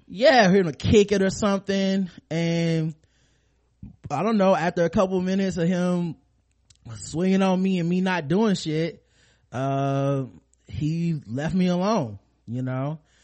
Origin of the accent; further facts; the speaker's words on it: the South, United States; growing up in the South